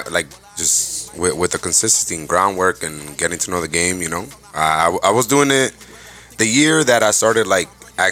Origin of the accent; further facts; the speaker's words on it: Yonkers, New York, United States; also born or lived in Manhattan, New York / Seattle, United States; now in Orlando, United States; Originally from New York City. Born in Manhattan. Raised in Yonkers